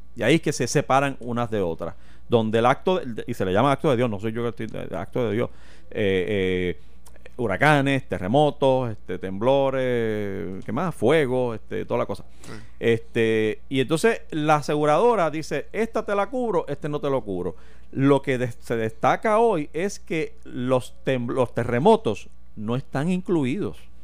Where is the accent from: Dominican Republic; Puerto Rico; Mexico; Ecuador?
Puerto Rico; nosotros como puertorriqueños